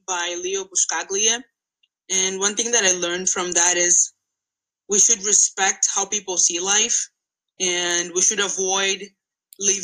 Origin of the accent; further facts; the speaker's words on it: Angola; moved away as an adult; now in United States; I'm not American. I am Angolan. I came to America to study. Back home, I was a street vendor for about 3 years